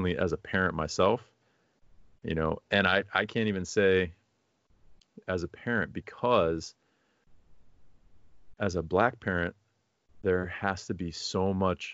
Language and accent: English; Rochester, New York, United States; I'm from Rochester.